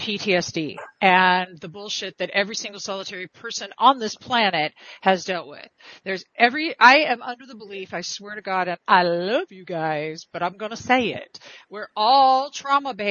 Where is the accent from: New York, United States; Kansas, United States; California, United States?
California, United States; I'm from California